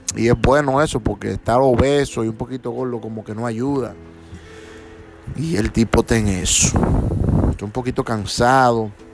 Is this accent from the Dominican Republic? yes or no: yes; Dominican Republic; moved away; mi país, República Dominicana